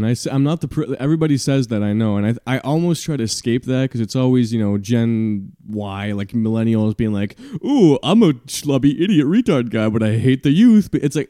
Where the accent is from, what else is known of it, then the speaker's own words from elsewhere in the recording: Montreal, Quebec, Canada; my hometown. Just, I walk by there every day. Montreal, Canada, Quebec.